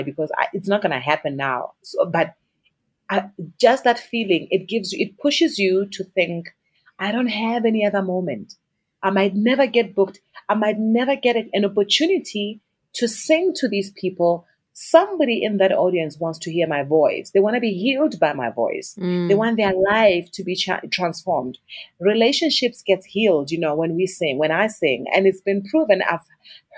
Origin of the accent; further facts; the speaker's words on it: South Africa; as a South African artist